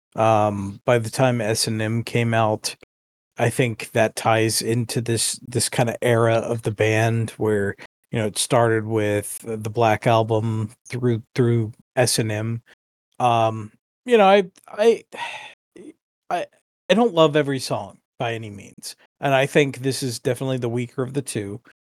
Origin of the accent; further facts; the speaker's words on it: United States; me growing up as an American